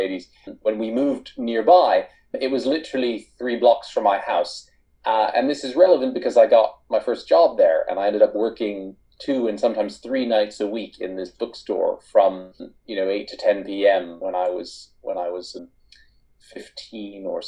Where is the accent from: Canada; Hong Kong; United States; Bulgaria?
United States; East Coast of the United States; moved away as an adult; now in United Kingdom; I grew up primarily on the East Coast of the United States, but I've lived in the UK for half my life now, for the last 23 years.